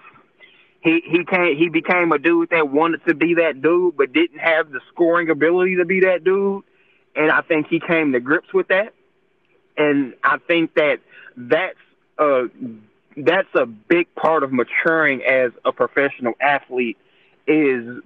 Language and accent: English; Detroit, Michigan, United States; I'm from Detroit